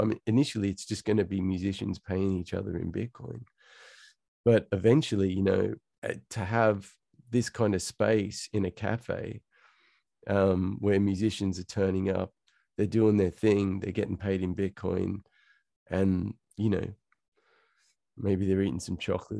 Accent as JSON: {"language": "English", "town": "Central Coast", "region": "New South Wales", "country": "Australia", "tie": "born or raised there", "also_born_or_lived": "Sydney", "said": "Okay. So born and raised in Sydney, Australia. Born in Hornsby, but then we moved pretty quickly to the Central Coast. So I kind of grew up, you know, if you can imagine Home and Away."}